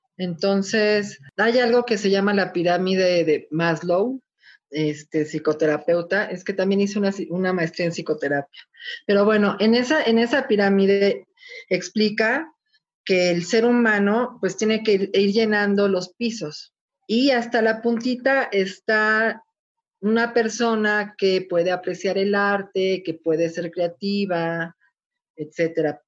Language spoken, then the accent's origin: Spanish; Mexico City, Mexico; soy de la Ciudad de México